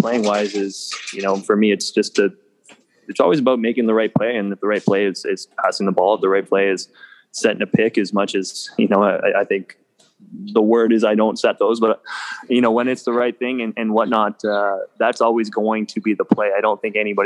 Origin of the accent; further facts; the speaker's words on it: Ottawa, Ontario, Canada; moved away; also born or lived in Calgary; I'm born and raised. I'm a Gloucester product